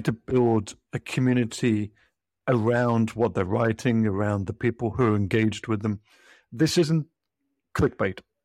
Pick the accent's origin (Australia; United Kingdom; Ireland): United Kingdom; moved away as an adult; now in United States; I'm British. I moved to the U S maybe twenty years or so ago